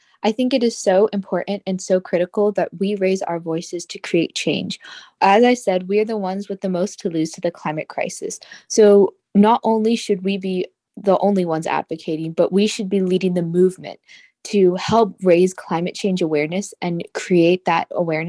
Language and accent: English; Florida, United States; Well, I grew up in South Florida, and I was actually born during the 2005 hurricane season.